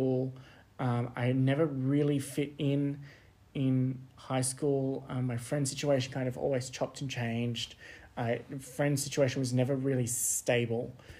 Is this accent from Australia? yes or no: yes; Sydney, New South Wales, Australia; born and raised in Sydney, grew up there